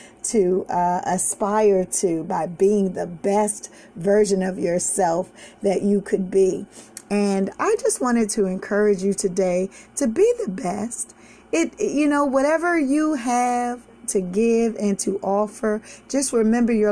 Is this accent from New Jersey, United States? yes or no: no; Washington, District of Columbia, United States; I remember growing up in Southeast DC